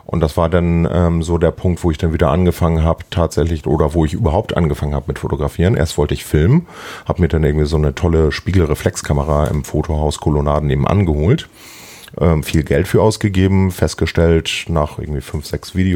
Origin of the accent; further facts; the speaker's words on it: Hamburg, Germany; ich bin zwar gebürtiger Hamburger, ne, aber ich muss zu meiner Schande gestehen, dass ich tatsächlich ähm, doch mal einige Zeit auf dem Land gewohnt habe